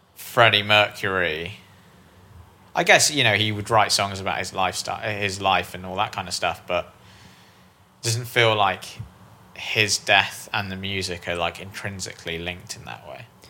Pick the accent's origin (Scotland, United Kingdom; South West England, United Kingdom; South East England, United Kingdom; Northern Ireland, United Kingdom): South West England, United Kingdom; Bristol; moved away; I'm originally from Bristol